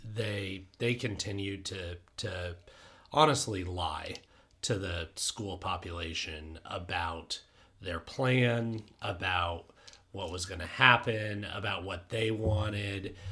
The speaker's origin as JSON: {"language": "English", "town": "Denver", "region": "Colorado", "country": "United States", "tie": "born or raised there", "said": "I grew up in Denver"}